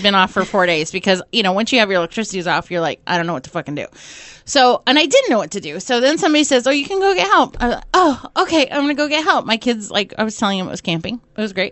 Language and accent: English; Portland, Oregon, United States; I'm from Portland